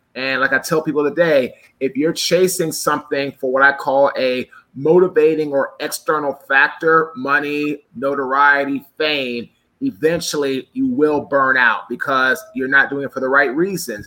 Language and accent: English; Washington, District of Columbia, United States; I'm from DC originally.